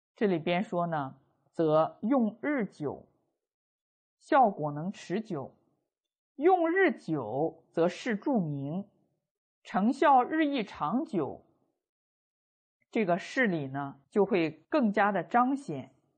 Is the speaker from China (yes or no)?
yes; China; 我们中国人